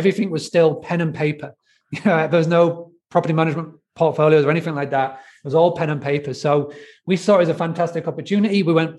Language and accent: English; Scarborough, Yorkshire and the Humber, United Kingdom; now in Spain; So I actually live in Spain now, but I grew up in the UK from a very, very little tiny town called Scarborough, as you can tell by my weird accent. So I grew up actually in a farm bed and breakfast.